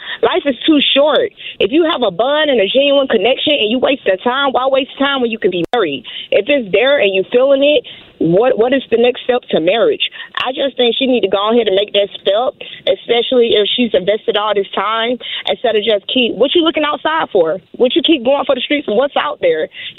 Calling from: Atlanta, Georgia, United States; I'm calling from Atlanta, Georgia, the west side, the best side.

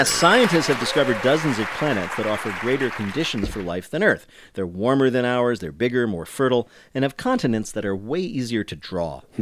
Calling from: Philadelphia, Pennsylvania, United States; I'm calling from Philadelphia.

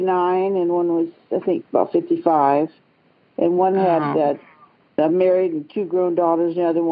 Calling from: Galena, Ohio, United States; Well, I'm calling actually from Galena, Ohio, which is just north of Columbus, Ohio.

